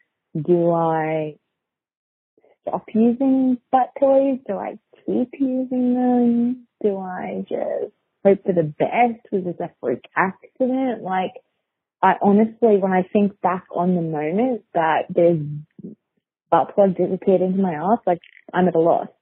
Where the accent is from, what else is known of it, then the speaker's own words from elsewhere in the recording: Melbourne, Victoria, Australia; I'm from Australia. I'm from Melbourne.